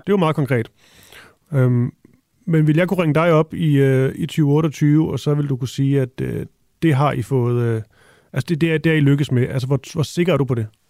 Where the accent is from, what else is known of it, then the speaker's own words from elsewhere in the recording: Funen, Southern Denmark, Denmark; Jeg er også fra Fyn